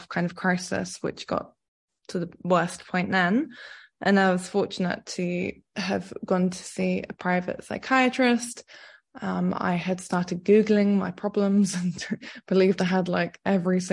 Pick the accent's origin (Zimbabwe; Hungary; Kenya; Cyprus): Cyprus; I grew up in Cyprus